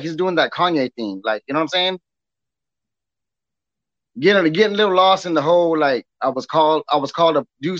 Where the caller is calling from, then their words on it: Temple, Texas, United States; I'm calling from Temple, Texas.